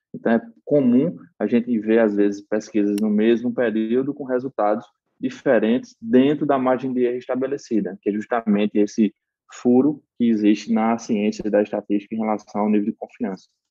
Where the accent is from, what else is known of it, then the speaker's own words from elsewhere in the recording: Paraíba, Brazil; accent: Northeastern drawl (sotaque arrastado do Nordeste); minha graduação era em administração de empresas pela Universidade Federal da Paraíba, de onde eu sou natural